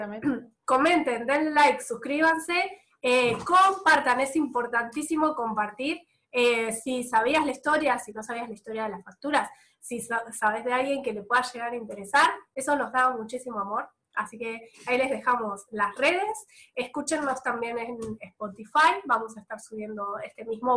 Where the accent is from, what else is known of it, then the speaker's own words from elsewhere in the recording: Bahía Blanca, Buenos Aires Province, Argentina; also born or lived in Italy; cuando volviera a mi provincia, cuando yo dije que, estaba, que vivía en Bahía Blanca